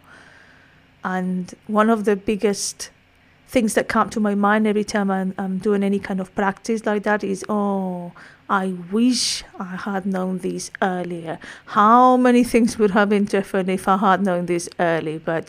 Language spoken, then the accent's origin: English; Madrid, Community of Madrid, Spain; accent: Spanish; English is a second language; I'm Spanish, in case you hadn't picked up my accent up to now